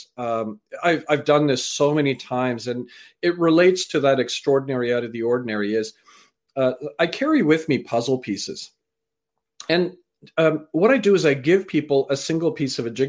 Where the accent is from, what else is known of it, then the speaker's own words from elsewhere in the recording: Canada; also born or lived in England; I was born in England, raised in Canada, and my parents come from Fiji, and my grandfathers are from India.